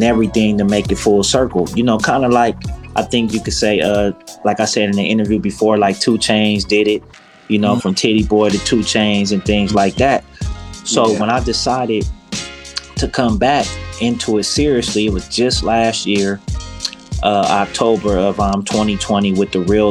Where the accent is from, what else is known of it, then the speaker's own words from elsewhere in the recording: Los Angeles, California, United States; being a South Central native